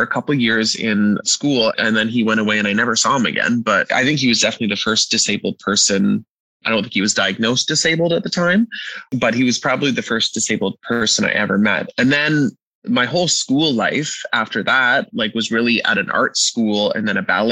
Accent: Canada; Me being a Canadian

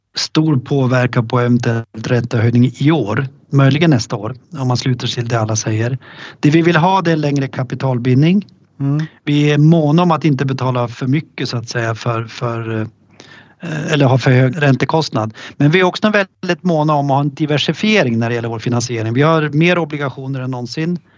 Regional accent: Östersund, Jämtland, Sweden; Östersund, alltså där, min hemstad och där vi har vårt huvudkontor

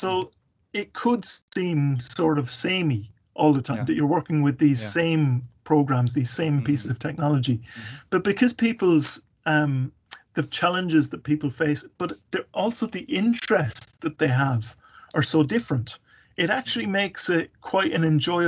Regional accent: Carlow, Leinster, Ireland; moved away; also born or lived in Mayo / Kilkenny / Waterford / Galway; I grew up in Carlow, actually. I was born, funnily enough, in the Mayo area

